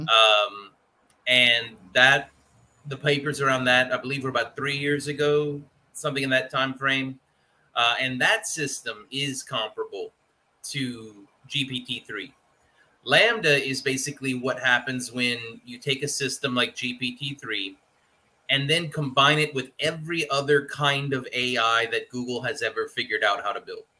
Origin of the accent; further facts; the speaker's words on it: Louisiana, United States; I'm from Louisiana